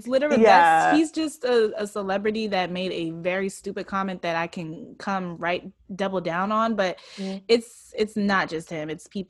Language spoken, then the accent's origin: English; Nigeria; In Nigeria, like I said, I'm Nigerian.